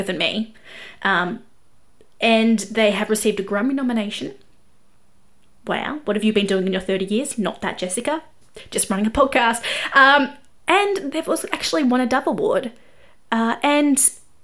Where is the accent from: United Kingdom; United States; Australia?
Australia; accent: Australian; I am an Australian music journalist